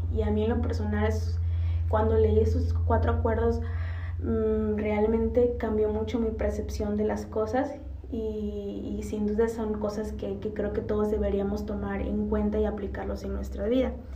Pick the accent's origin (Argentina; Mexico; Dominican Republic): Mexico; decimos como cultura mexicana